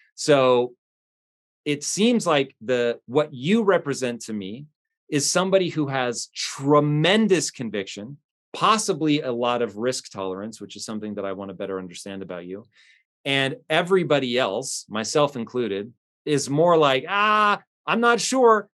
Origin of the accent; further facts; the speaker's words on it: United States; as an American